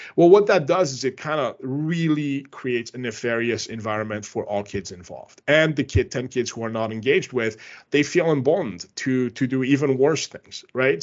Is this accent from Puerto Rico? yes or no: no; Canada; I'm Canadian